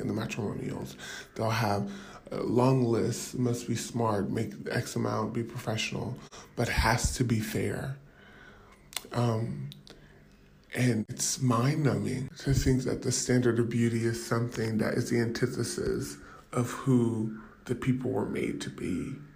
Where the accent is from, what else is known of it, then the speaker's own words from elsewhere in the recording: Southern California, United States; moved away as an adult; now in Mumbai, India; I'm from Southern California, but my wife and I moved to Mumbai about a year ago